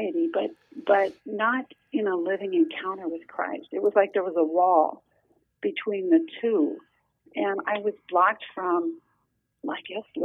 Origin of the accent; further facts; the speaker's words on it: Nebraska, United States; also born or lived in central Minnesota; now in Minnesota, United States; I grew up in Nebraska